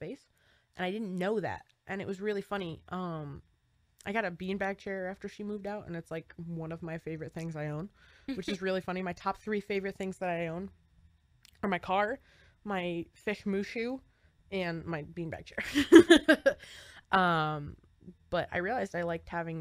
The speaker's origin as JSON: {"language": "English", "region": "New Jersey", "country": "United States", "said": "We're from New Jersey."}